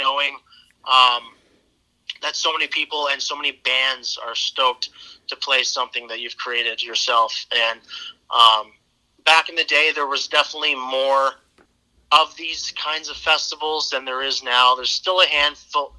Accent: Brantford, Ontario, Canada; I'm from Brantford. That's where my roots are

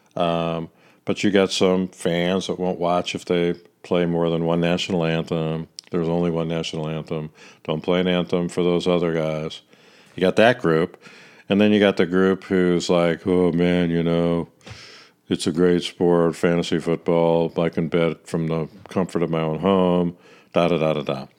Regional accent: Kansas City, Missouri, United States; I'm from Kansas City

